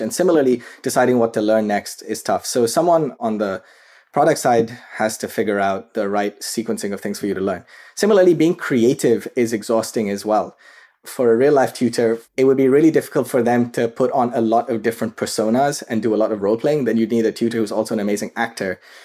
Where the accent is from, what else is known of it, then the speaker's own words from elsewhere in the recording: Karachi, Sindh, Pakistan; moved away as an adult; now in United States; I grew up in Karachi, Pakistan. That's where I was raised, and I came to the U S for undergraduate studies